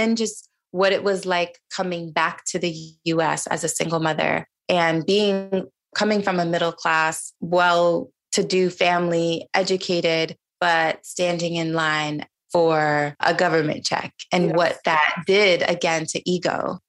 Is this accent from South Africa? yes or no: no; Niger; now in United States; I grew up in Niger, which was predominantly Muslim country.